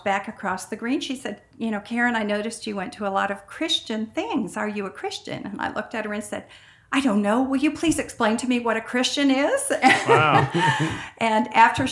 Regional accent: Michigan, United States; I grew up in Michigan

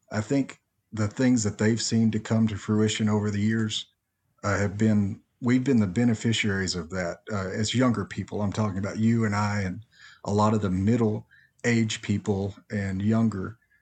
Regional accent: Nacogdoches, Texas, United States; I grew up in Nacogdoches

